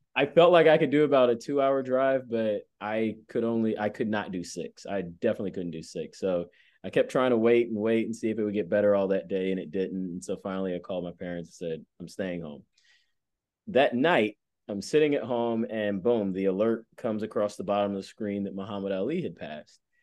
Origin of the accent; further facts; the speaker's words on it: Atlanta, Georgia, United States; moved away; growing up in Atlanta